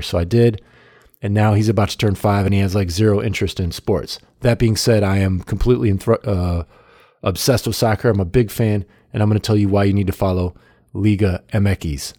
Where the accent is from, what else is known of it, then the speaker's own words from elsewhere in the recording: United States; as an American